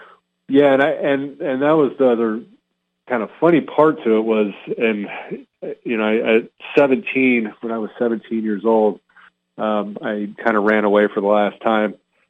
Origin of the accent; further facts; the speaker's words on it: Hacienda Heights, California, United States; also born or lived in Montebello / Pennsylvania; And I was born in Southern California, Montebello. We lived in Hacienda Heights. And then when I was like in fourth grade, we moved to Northern California.